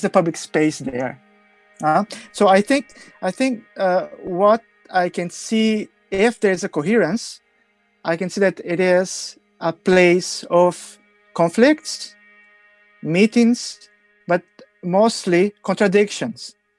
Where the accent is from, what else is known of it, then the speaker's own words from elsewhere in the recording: Brazil; I come from Brazil